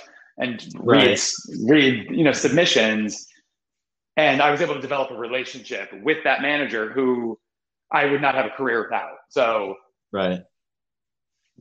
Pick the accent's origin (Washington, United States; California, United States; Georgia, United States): Washington, United States; Seattle; moved away as an adult; also born or lived in New York / Oregon; now in Los Angeles, United States; I was born in New York. I grew up in Seattle mostly